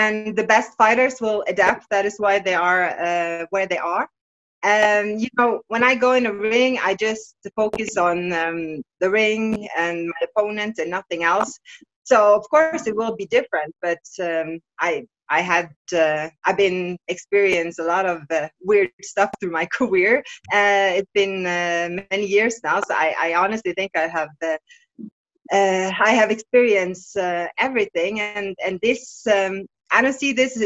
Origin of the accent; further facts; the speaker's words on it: Bergen, Vestland, Norway; my hometown Bergen in Norway